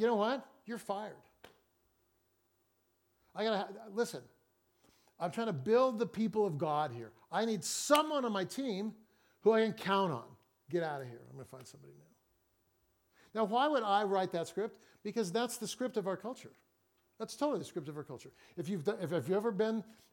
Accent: Fresno, California, United States; now in Seattle, United States; I grew up in Fresno

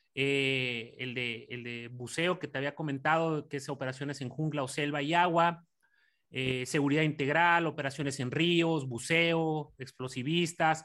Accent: Mexico; moved away; por mis, por mis conacionales

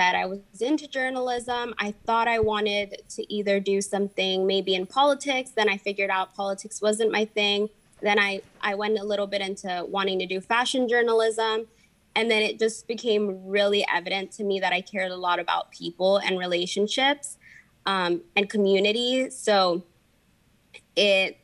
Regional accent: Eagle Pass, Texas, United States; first language Spanish; English is a second language; moved away as an adult; now in Corpus Christi, United States; I grew up in Eagle Pass

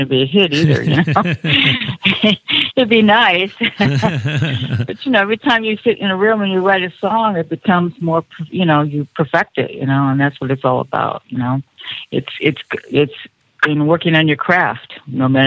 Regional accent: Ohio, United States; now in Los Angeles, United States; where I grew up in Ohio

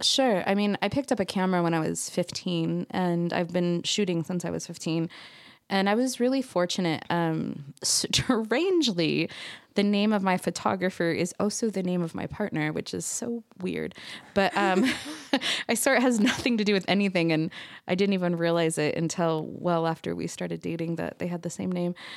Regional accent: Orange County, California, United States; moved away as an adult; now in Salt Lake City, United States; I was born and raised in Orange County, California, but now I mean, I moved here when I was twenty-one

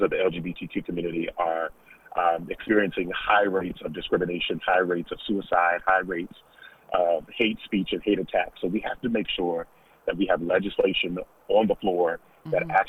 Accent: Stafford County, Virginia, United States; when I was growing up in Stafford County Public Schools, the first Black teacher I saw was in fourth grade.

